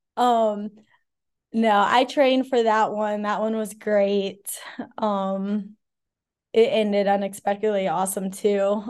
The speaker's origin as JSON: {"language": "English", "town": "Ocala", "region": "Florida", "country": "United States", "tie": "born or raised there", "also_born_or_lived": "Charlotte / Colorado / California", "moved": "as an adult", "lives_now": "Asheville, United States", "said": "grew up out in the country in Ocala, Florida"}